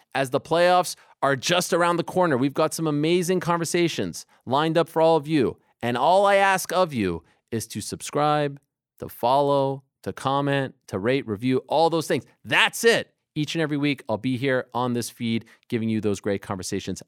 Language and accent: English; Montreal, Quebec, Canada; moved away as an adult; also born or lived in Syracuse; Young kid growing up in Montreal